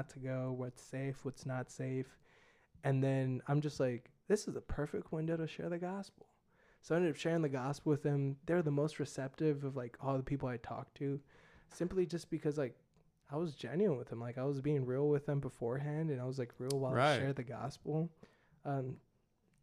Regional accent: United States; accent: American; my American accent

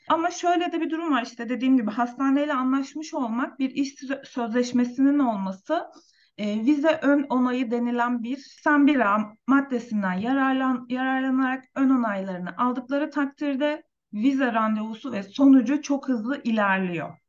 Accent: Turkey; Türkiye'de yaşam benim için tabii ki memleketim

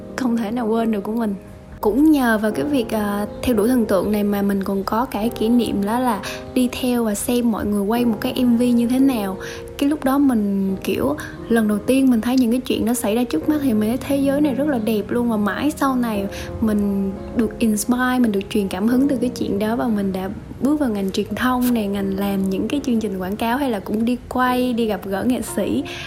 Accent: Đơn Dương, Lâm Đồng, Vietnam; quê mình ở Đơn Dương

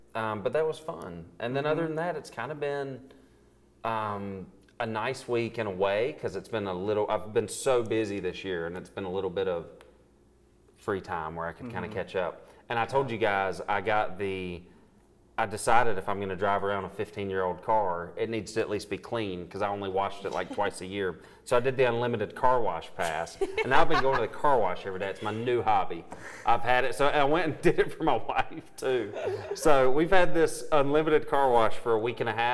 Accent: Belmont, North Carolina, United States; I'm from Belmont

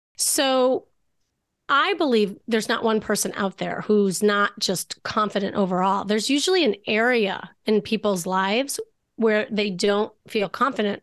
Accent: Chicago, Illinois, United States; moved away as an adult; now in Los Angeles, United States; I'm from Chicago and that's when I practiced being a therapist.

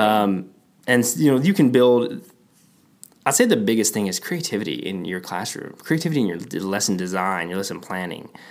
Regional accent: Texas, United States; I'm from Texas

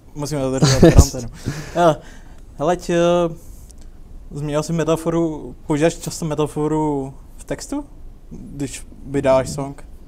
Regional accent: Liberec, Liberec Region, Czechia; u nás v Liberci

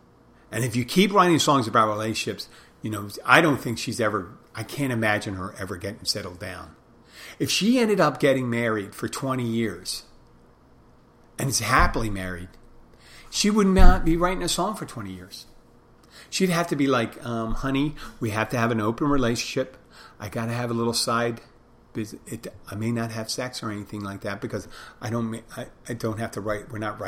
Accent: Philadelphia, Pennsylvania, United States; people go and say, hey, where are you from? I go, Philadelphia.

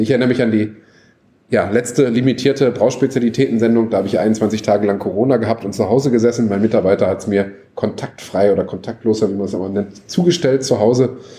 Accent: North Rhine-Westphalia, Germany; ich bin ja Westfale, kenne Schützenfeste

